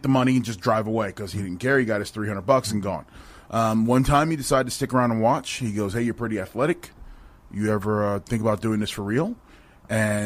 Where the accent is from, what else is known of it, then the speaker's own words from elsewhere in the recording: New Jersey, United States; moved away as an adult; also born or lived in New York; now in Las Vegas, United States; I was born and raised in New Jersey